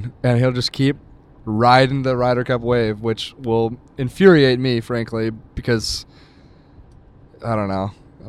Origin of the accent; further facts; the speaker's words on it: United States; as American fans